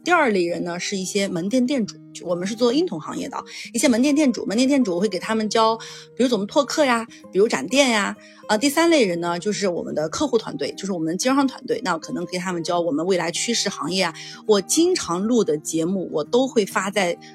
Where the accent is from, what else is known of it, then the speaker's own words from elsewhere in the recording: Yunnan, China; 因为我是云南人，我觉得我们云南还是 不流行的